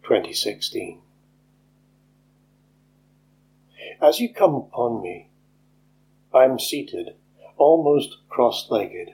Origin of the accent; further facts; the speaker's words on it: Scotland, United Kingdom; also born or lived in East Neuk of Fife; I'm a Scottish poet based in the East Nook of Fife.